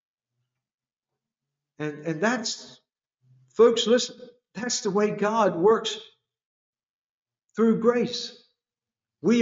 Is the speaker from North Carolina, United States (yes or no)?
yes; North Carolina, United States; I come from North Carolina, the country.